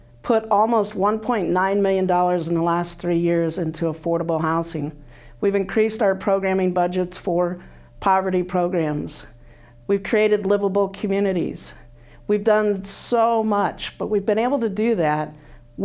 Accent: Illinois, United States; moved away as an adult; now in Johnson County, United States; I grew up in Illinois

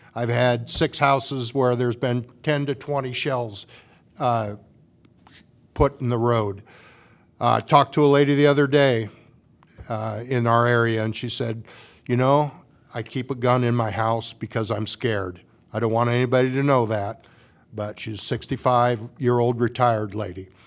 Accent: Washington, Iowa, United States; moved away as an adult; also born or lived in North Liberty; now in Iowa City, United States; I grew up in Washington, Iowa.

